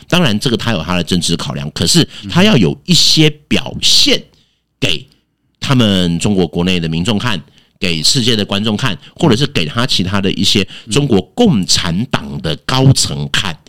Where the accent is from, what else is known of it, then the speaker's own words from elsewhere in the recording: Taiwan; 我们台湾人民